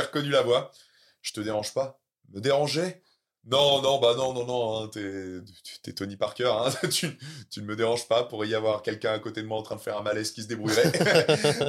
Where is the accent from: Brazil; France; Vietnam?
France; Caen, Normandy; j'ai encore mes clubs euh, qui sont là-bas, et puis voilà, euh, c'est là où j'ai, c'est là où j'ai grandi